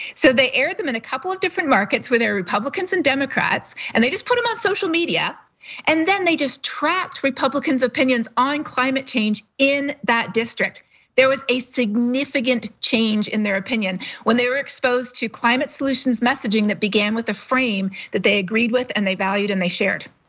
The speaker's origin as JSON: {"language": "English", "country": "Canada", "said": "I'm not a U S citizen, to be totally honest. I'm Canadian"}